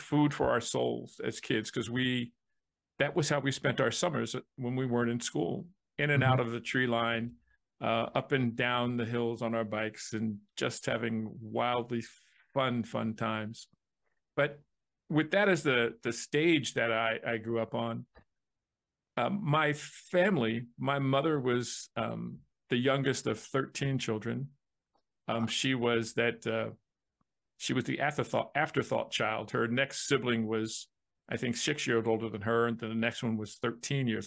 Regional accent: New Jersey, United States; growing up in New Jersey, it's the Garden State

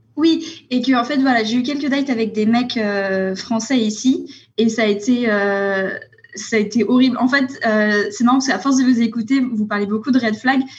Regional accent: France; moved away as an adult; also born or lived in Sweden; je suis française, mais ça fait dix ans que je vivais à l'étranger. Je suis récemment revenue en, France

